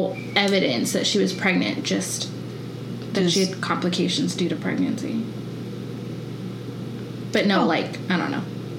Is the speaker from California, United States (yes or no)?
yes; Southern California, United States; Born and raised in Southern California.